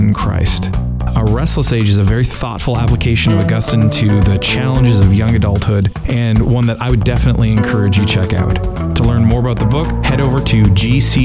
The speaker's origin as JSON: {"language": "English", "country": "Canada", "said": "a fellow Canadian"}